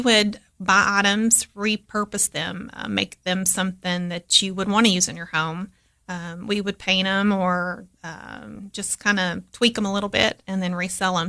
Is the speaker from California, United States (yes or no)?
no; Crossville, Tennessee, United States; also born or lived in Cookeville, Tennessee; I grew up in Crossville, which is, you know, next door to Putnam County